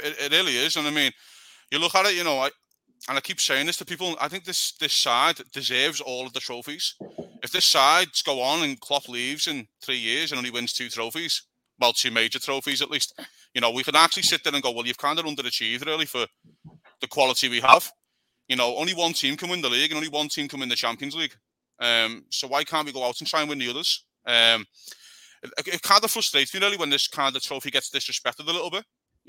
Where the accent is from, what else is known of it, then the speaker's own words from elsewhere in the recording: Liverpool, North West England, United Kingdom; moved away as an adult; now in California, United States; I'm from Liverpool. You probably guessed that. So if you can't understand me, well, you know, we're one of them. But yeah, I live in California. I've been out here for a few years.